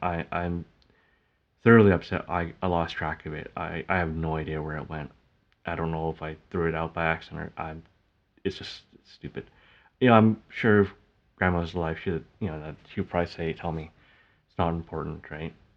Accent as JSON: {"language": "English", "country": "Canada", "tie": "born or raised there", "said": "I call it back home, even though, like, I was born in Canada."}